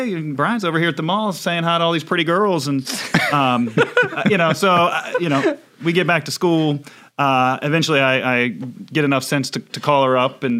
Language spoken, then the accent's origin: English; Winchester, Virginia, United States; I grew up in Frederick County, not far from here, about a mile from Jameswood High School